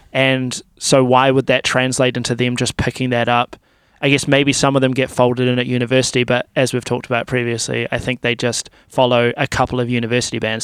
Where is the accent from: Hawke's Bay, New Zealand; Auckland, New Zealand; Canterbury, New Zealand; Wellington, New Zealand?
Canterbury, New Zealand; Timaru; now in Christchurch, New Zealand; I grew up in Timaru